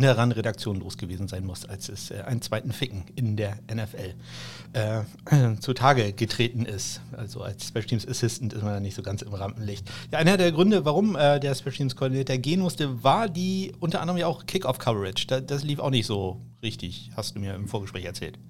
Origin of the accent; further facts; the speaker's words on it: Schleswig-Holstein, Germany; für mich als Schleswig-Holsteiner